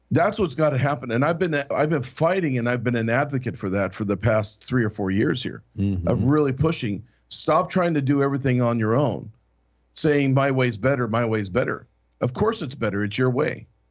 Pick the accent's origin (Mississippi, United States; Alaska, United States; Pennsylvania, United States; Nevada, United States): Alaska, United States; I'm from Alaska